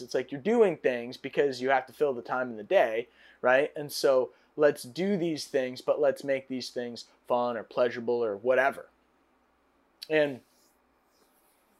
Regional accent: United States; as an American

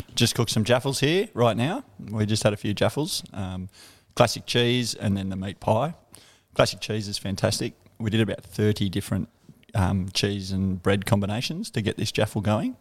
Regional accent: Canberra, Australian Capital Territory, Australia; moved away as an adult; I'm from Canberra, um, a suburb called McGregor. Um, yeah, grew up there, uh, lived there till I was about thirty odd.

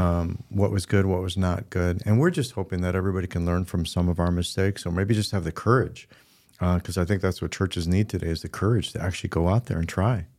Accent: Midland, Michigan, United States; I'm not from Grand Rapids, we're from Midland

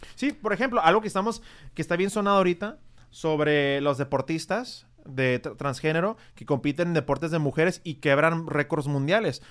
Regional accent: Tijuana, Baja California, Mexico; yo soy tijuanense, yo nací en Tijuana, nací en el hospital que está en unas cuadras de aquí

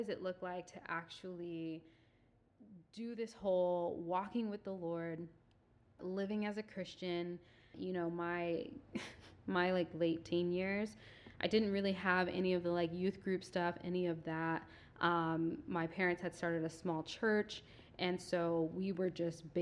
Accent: Southern California, United States; moved away as an adult; now in Redding, United States; I'm from the suburbs. I literally grew up like 40 minutes outside the city

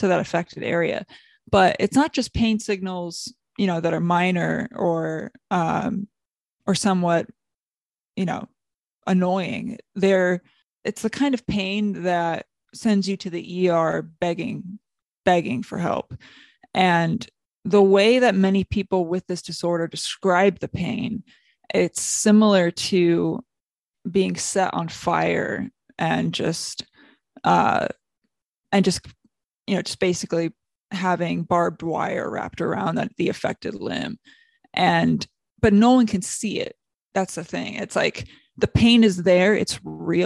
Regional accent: South Bend, Indiana, United States; moved away as an adult; now in Los Angeles, United States; I'm from South Bend, Indiana, and I currently work in Los Angeles

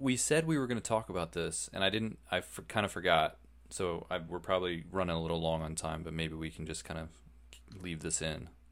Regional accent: United States; we're Americans

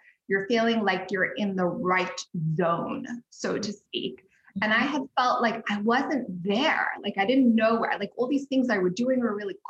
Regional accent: Zimbabwe; moved away; also born or lived in Cape Town, South Africa / New York; I'm from Zimbabwe

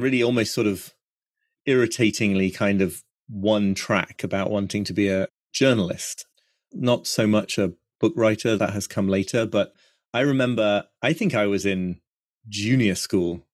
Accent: York, Yorkshire and the Humber, United Kingdom; also born or lived in Brooklyn, United States; now in North York Moors, United Kingdom; I come from York, really, the more sub-, sort of urban, suburban York, but not far away.

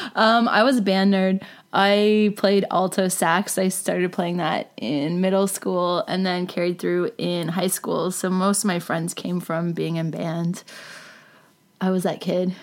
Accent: Port Hope, Ontario, Canada; I grew up in a small town in Ontario called Port Hope. It's about an hour east of Toronto, just off the 401.

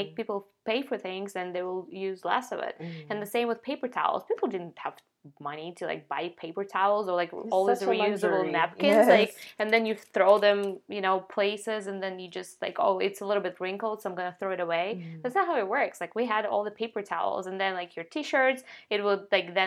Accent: Ukraine; moved away; I'm from Ukraine, I grew up there

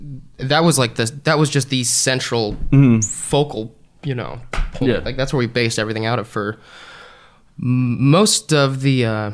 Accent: Indiana, United States; now in Little Rock, United States; I was just going to go somewhere in the Midwest because originally I'm from Indiana.

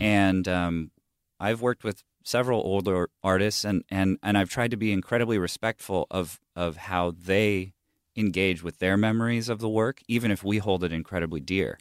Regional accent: Huntington Beach, California, United States; also born or lived in Bay Area, California; I grew up in Southern California. Like, the prevalent music when I was a kid in Huntington Beach

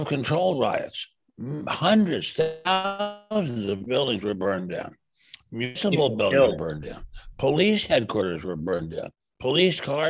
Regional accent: Washington, District of Columbia, United States; I grew up in Washington

